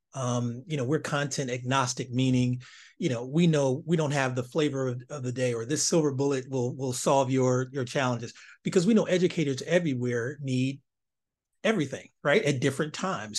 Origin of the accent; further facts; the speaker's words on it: East Cleveland, Ohio, United States; growing up in East Cleveland, Ohio